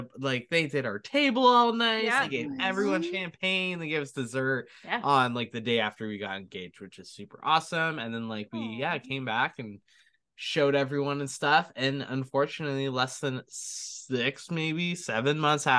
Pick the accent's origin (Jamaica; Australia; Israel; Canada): Canada; We had a couple people being like, we'll do your flowers, we'll do your makeup, and we're like, we're Canadian, but thank you guys.